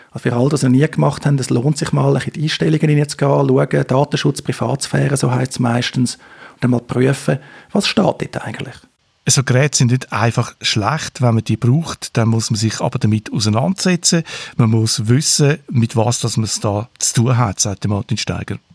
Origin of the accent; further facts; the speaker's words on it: Switzerland; accent: Swiss German; zum Beispiel wir mit unseren Schweizer Dialekt.